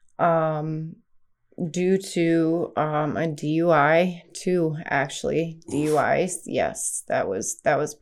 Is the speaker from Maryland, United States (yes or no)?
yes; Westminster, Maryland, United States; I am from Westminster, Maryland